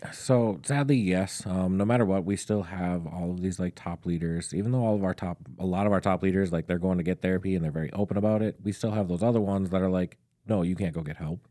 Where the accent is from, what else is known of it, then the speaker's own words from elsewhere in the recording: St. Stephen, Minnesota, United States; I actually grew up just north of Saint Cloud, um, in a very small town called Saint Stephen